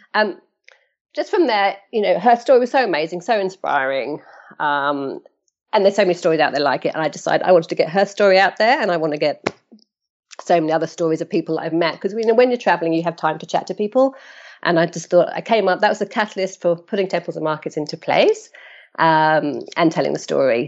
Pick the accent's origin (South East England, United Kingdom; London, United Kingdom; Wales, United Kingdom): London, United Kingdom; moved away as an adult; now in Australia; 'cause I'm originally from London, um, and now living in Australia